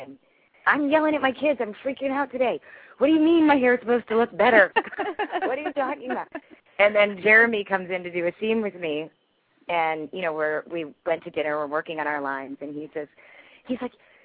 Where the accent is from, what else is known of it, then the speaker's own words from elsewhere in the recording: San Francisco, California, United States; I'm from San Francisco